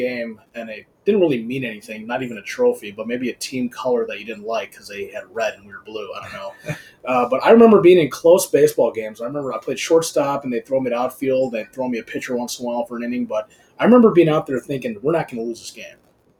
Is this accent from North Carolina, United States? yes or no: no; Downers Grove, Illinois, United States; Downers Grove.